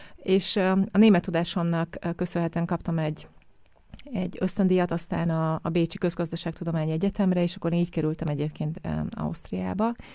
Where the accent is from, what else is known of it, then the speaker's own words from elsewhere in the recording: Hungary; moved away as an adult; also born or lived in Vienna, Austria; én is Magyarországon a átlagos magyar körülmények között nőttem fel